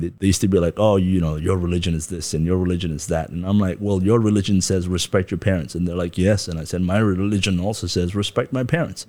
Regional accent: Darjeeling, West Bengal, India; moved away as an adult; also born or lived in Kathmandu, Nepal / Canada; now in Taiwan; I grew up in Darjeeling, went to school there

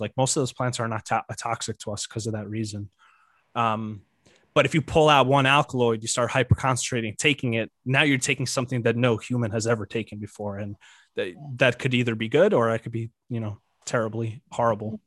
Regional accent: Ukraine; moved away; I was born in Ukraine

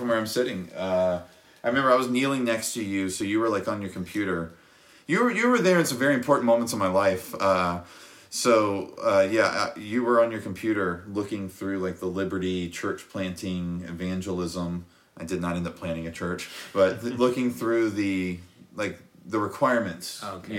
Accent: Powhatan, Virginia, United States; Kenny and I are both Powhatan, born and raised

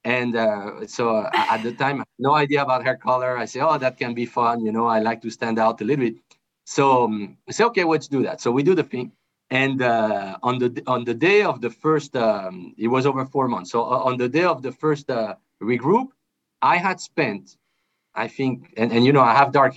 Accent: France; I'm originally from France. My dad's from France. My mom's from Colombia. So I was born and raised in France

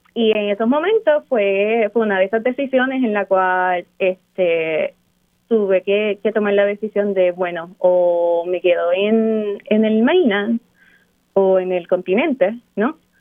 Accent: Barranquitas, Puerto Rico; moved away as an adult; also born or lived in Kansas; now in Hawaii, United States; soy de natural de Barranquitas. Eh, mi papá es de Lamparos, en el pueblo de Barranquitas, y mi mamá es del barrio Barranca. Fui nacida, criada y todo lo demás en Puerto Rico, en Boriquén.

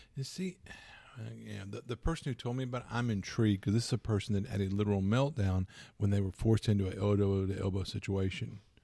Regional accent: Louisiana, United States; I'm from Louisiana

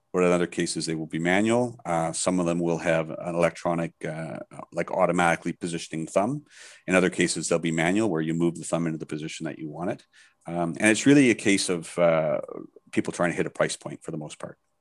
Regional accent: Canada; now in Thailand; I'm Canadian, but I live in Thailand, so I'm back and forth quite a bit

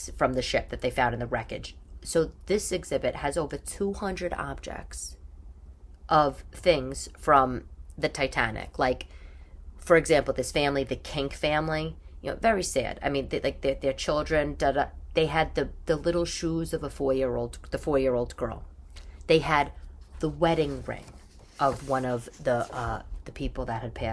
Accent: New York, United States; growing up in New York

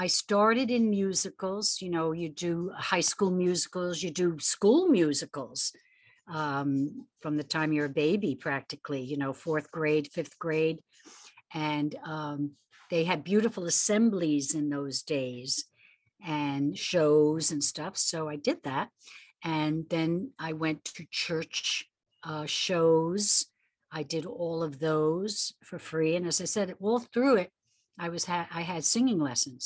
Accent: New York City, New York, United States; growing up in the Bronx

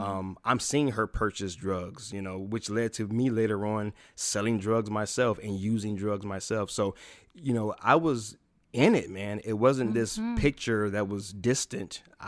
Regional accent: Toledo, Ohio, United States; also born or lived in Chicago; I was born in Chicago, Illinois, Cook County Hospital, to be exact. Spent 7 years in Chicago, and then my grandmother moved myself and my mother into a home in Toledo, Ohio.

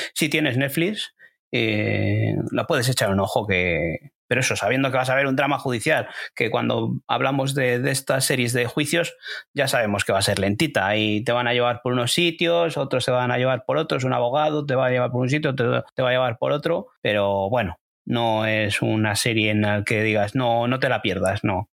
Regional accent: Spain; desde aquí siendo españoles.

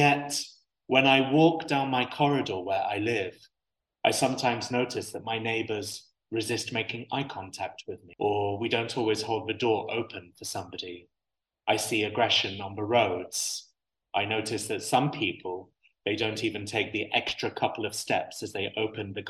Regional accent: United Arab Emirates; I have this unique perspective of being half English and half Syrian, but born and raised in the UAE

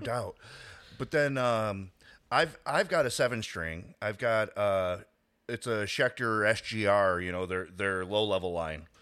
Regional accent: Chicago, Illinois, United States; I grew up in Chicago

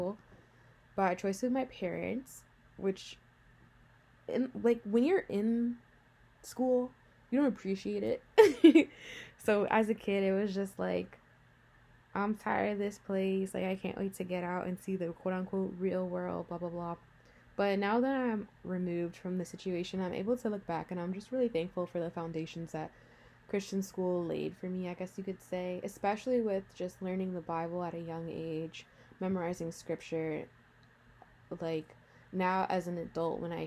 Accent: Rockland County, New York, United States; also born or lived in Englewood, New Jersey; now in New Jersey, United States; I was actually raised in Rockland County, New York, which is a little bit north of New York City.

